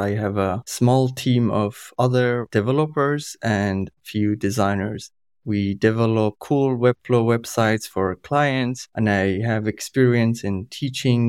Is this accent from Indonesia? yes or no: no; Iran; first language Kurdish; English is a second language; moved away as an adult; also born or lived in Germany; now in Forchheim, Germany; I'm originally from Iran. My family and I, we moved to Germany in January 2016, as refugees